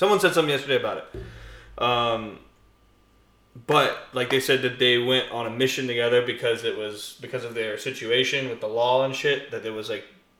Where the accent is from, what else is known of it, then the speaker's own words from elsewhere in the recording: Minnesota, United States; I'm from Minnesota.